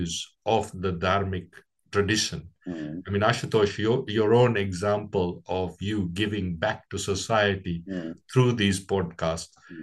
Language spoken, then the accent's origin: English; Kenya; I was born in East Africa in 1961, just on the cusp of Kenya's independence